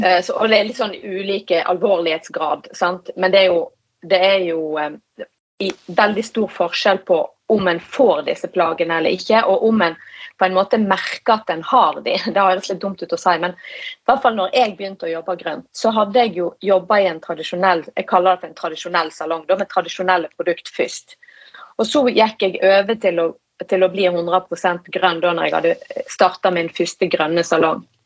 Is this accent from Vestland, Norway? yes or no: yes; Norheimsund, Vestland, Norway; Jeg er jo fra Nordheimsund i Hardanger